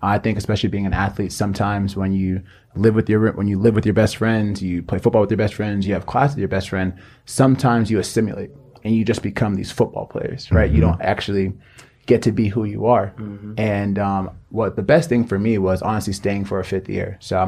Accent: Florida, United States; But if you take it all the way back, I'm from Nigeria. I was actually born in the States.

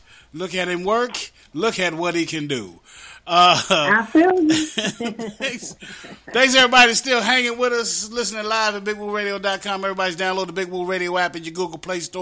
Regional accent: West Virginia, United States; accent: West Virginia; my West Virginia accent

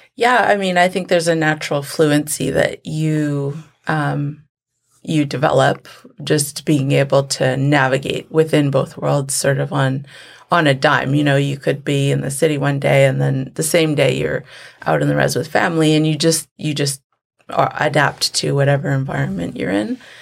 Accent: Vancouver, British Columbia, Canada; also born or lived in Lac La Hache; I grew up in the city, in Vancouver. Um, we moved to Vancouver when I was about four years old

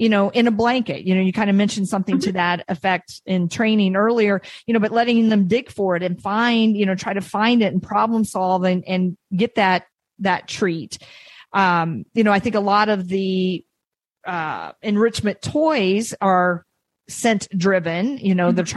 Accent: Iowa, United States; now in New England, United States; I'm from Iowa

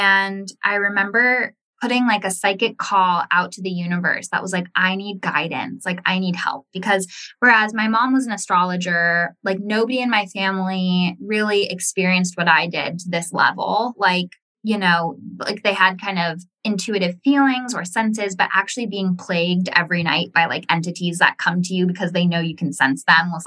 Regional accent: Ojai, California, United States; I was in my hometown of Ojai

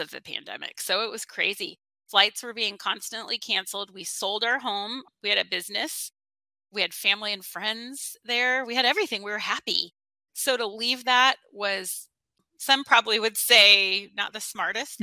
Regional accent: Austin, Texas, United States; moved away as an adult; also born or lived in Alaska; now in Hawaii, United States; I grew up in the kind of Austin, Central Texas area

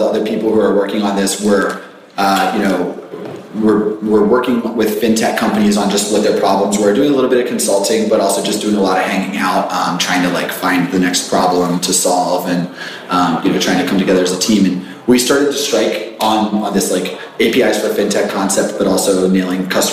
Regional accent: Richmond, Virginia, United States; I grew up in Richmond.

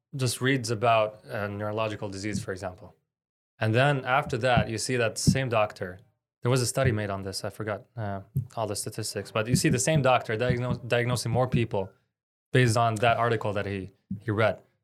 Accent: Canada; I'm Palestinian Canadian. My dad's Palestinian, mom is Canadian

